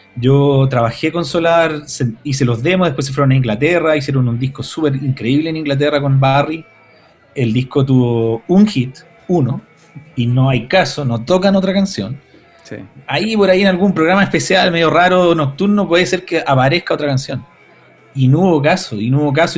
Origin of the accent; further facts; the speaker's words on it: Santiago, Santiago Metropolitan Region, Chile; yo soy de Gran Avenida también